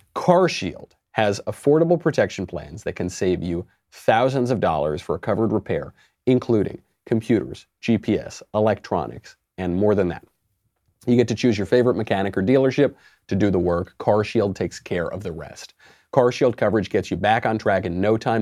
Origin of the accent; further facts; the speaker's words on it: New York, United States; I'm a New Yorker